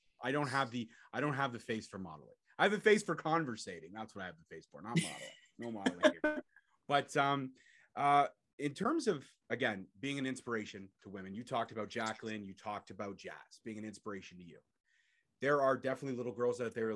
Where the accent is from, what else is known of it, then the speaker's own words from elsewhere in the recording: Brampton, Ontario, Canada; Born and bred to Brampton, Ontario, Canada.